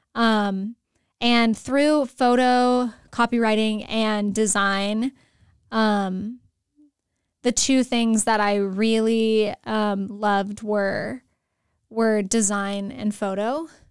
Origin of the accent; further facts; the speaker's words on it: San Antonio, Texas, United States; moved away as an adult; also born or lived in Steubenville, Ohio; now in Escondido, United States; I'm originally from San Antonio, Texas